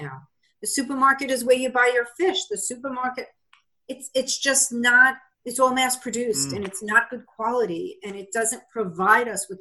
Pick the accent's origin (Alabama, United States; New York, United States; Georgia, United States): New York, United States; Long Island; now in Massachusetts, United States; where I lived in New York, where I grew up on Long Island